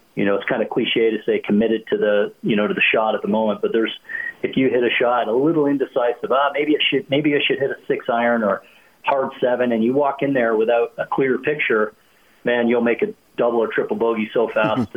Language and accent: English; Canada; as a kid growing up in Canada